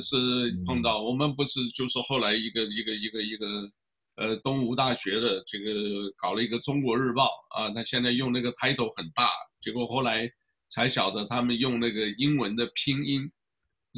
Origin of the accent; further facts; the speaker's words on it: Taiwan; now in United States; 因为我是台湾来的